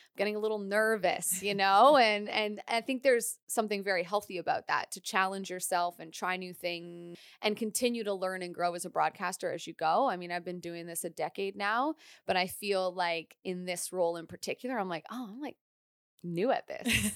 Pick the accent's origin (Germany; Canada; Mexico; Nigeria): Canada; London, Ontario; also born or lived in Nova Scotia; I'm from Nova Scotia originally, but I spent my entire adolescence in Ontario